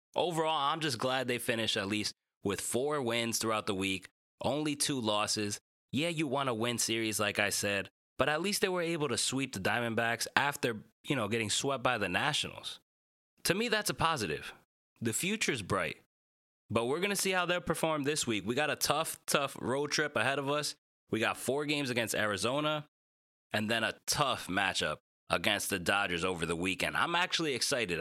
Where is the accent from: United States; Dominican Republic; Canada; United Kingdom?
Dominican Republic; my fellow Dominican brother